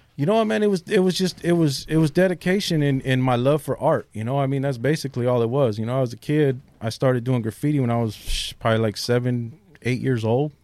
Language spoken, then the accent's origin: English; San Diego, California, United States; also born or lived in South Bay, San Diego / North County, San Diego; I'm from a neighborhood called Shelltown